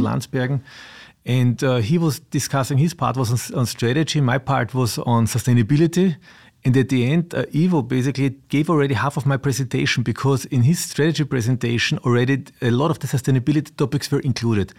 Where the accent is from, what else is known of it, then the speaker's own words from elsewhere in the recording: Austria; also born or lived in south of Vienna; I was of Austria, I live south of Vienna